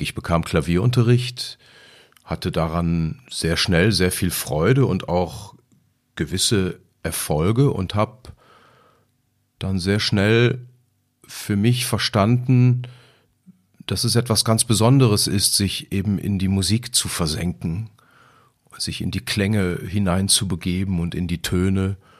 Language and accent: German; Lemgo, North Rhine-Westphalia, Germany; stamme ich eben aus Lemgo